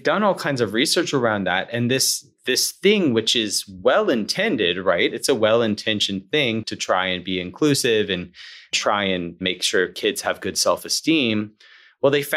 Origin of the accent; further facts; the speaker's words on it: Alabama, United States; now in Atlanta, United States; I grew up in Alabama, of course, Braves country, and I live in Atlanta now